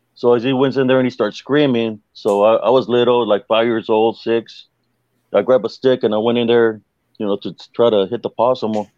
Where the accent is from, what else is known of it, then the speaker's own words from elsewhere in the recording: South Texas, United States; where I grew up in South Texas